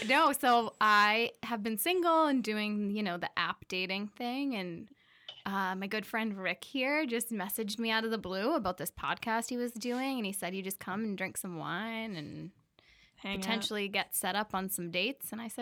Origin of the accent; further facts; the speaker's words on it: Burlington, Massachusetts, United States; I grew up in Burlington, Mass.